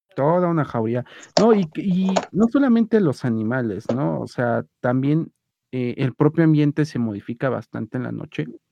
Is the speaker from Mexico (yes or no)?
yes; Mexico City, Mexico; como buen defeño, que soy